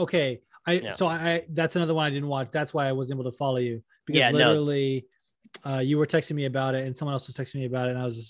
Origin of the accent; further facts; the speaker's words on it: Las Vegas, Nevada, United States; when I was little, when I grew up in Vegas